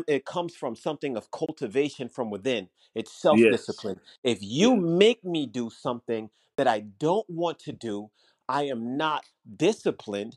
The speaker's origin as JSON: {"language": "English", "country": "Jamaica", "tie": "born or raised there", "said": "I was raised in Jamaica"}